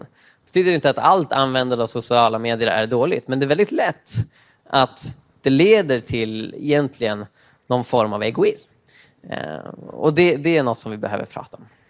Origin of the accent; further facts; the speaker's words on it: Uppsala, Uppsala County, Sweden; Jag kommer från eh, Sveriges Rom, Uppsala i öst